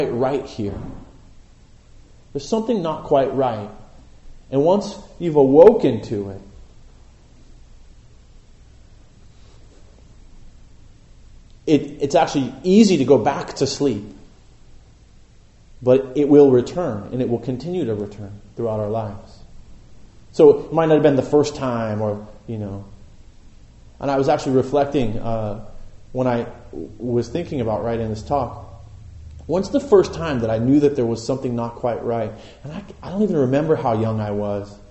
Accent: Boulder Creek, California, United States; I grew up in Boulder Creek

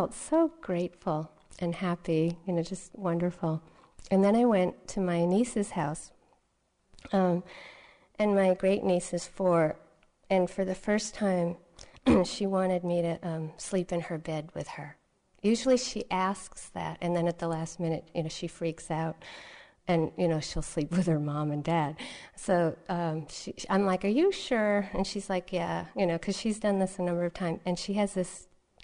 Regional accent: Massachusetts, United States; I grew up here in Massachusetts

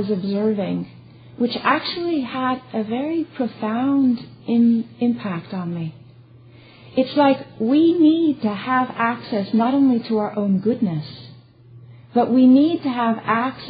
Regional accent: California, United States; moved away; I was born in California

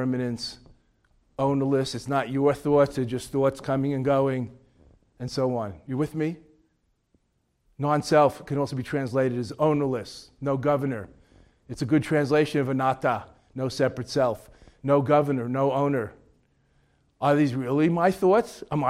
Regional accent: New York, United States; also born or lived in Boston; I'm from New York

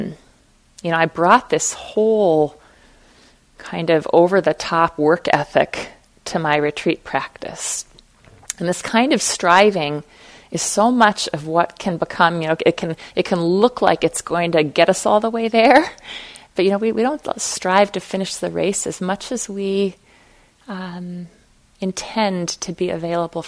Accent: Fargo, North Dakota, United States; I was raised in Fargo, North Dakota

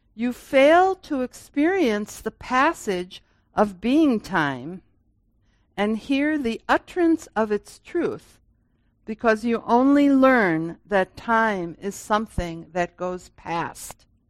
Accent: Grand Rapids, Michigan, United States; I was born in 1951 in Grand Rapids and this, and I went to high school here

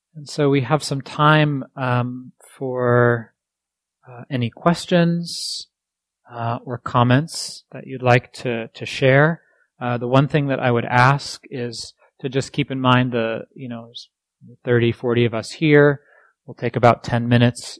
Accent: East Coast, United States; moved away; I grew up on the East Coast

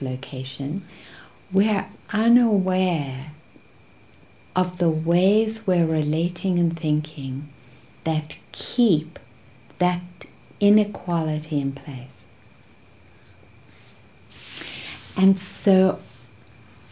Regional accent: South Africa; growing up in South Africa as a white person

